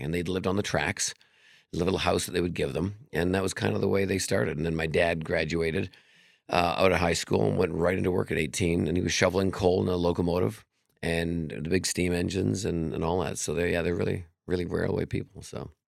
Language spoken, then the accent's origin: English; Vancouver, British Columbia, Canada; now in Las Vegas, United States; I'm from Canada originally, Vancouver